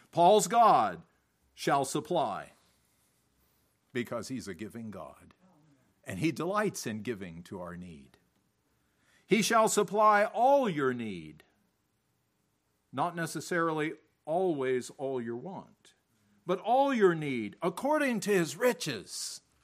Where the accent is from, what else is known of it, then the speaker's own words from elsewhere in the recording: United States; moved away as an adult; also born or lived in Africa; As an American